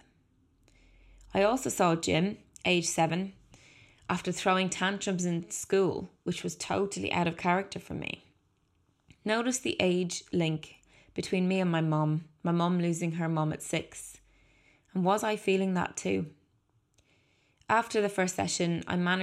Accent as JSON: {"language": "English", "town": "Dublin", "region": "Leinster", "country": "Ireland", "tie": "born or raised there", "said": "I was born in 1981 in Dublin to 2 wonderful parents"}